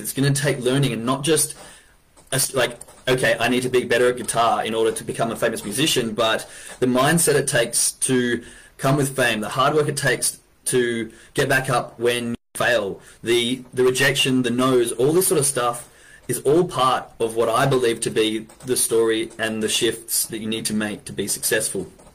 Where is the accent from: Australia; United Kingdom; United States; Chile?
Australia; Perth, Western Australia; I'm from Western Australia, a little city called Perth